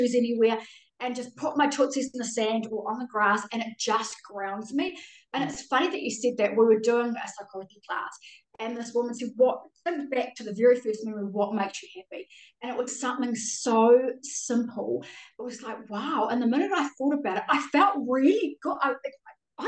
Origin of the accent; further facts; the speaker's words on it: Auckland, New Zealand; accent: Kiwi; moved away as an adult; now in Australia; I grew up in West Auckland